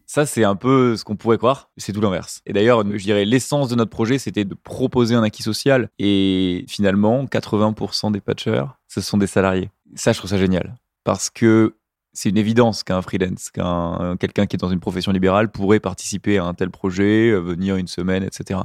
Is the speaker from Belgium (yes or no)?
no; Arcachon Basin, Nouvelle-Aquitaine, France; moved away; Je suis originaire du bassin d'Arcachon